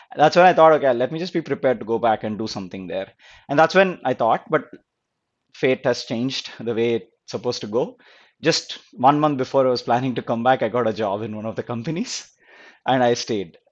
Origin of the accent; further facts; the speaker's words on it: Guntur, Andhra Pradesh, India; moved away as an adult; also born or lived in California; now in United States; I was born and brought up in Guntur. It's a small town in Andhra Pradesh